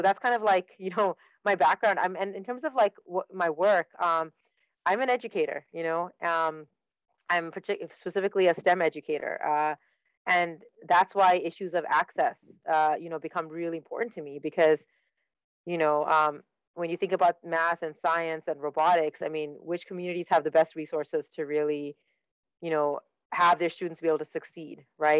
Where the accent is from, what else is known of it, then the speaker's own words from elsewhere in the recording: Dubai, United Arab Emirates; born there; moved away; also born or lived in Saskatchewan, Canada; I'm Sri Lankan by heritage. I was born in Dubai. Wow. You know, never really lived in Sri Lanka, but born in Dubai and then immigrated to Canada with my family. I immigrated to a province called Saskatchewan